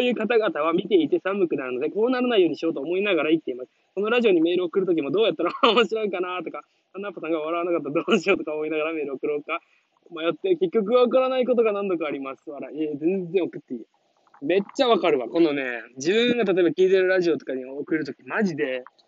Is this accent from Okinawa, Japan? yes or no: yes; Okinawa, Japan; 自分出身離島なんだけど